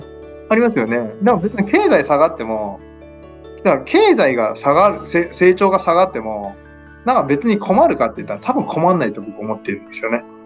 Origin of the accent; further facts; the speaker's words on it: Okayama, Japan; まあ僕岡山なんですけど